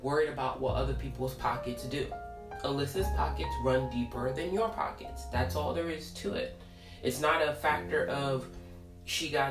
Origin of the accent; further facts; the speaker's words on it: New York City, New York, United States; I grew up in Brooklyn off of Church Ave